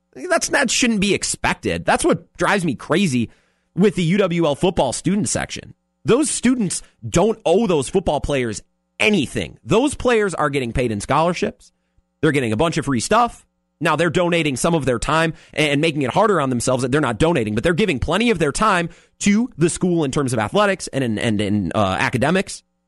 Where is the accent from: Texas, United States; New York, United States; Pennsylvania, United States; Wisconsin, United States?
Wisconsin, United States; Menomonie; now in La Crosse, United States; I'm from Menominee.